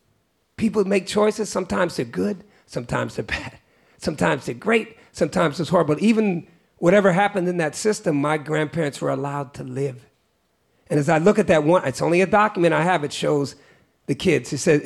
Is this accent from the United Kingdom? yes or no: no; Great Barrington, Massachusetts, United States; I was born in Great Barrington, Massachusetts. It's called the Berkshires. And it was, I used to think it was hell, like being like one of the only black people, but as I grew up, I realized that it's also just a part of me.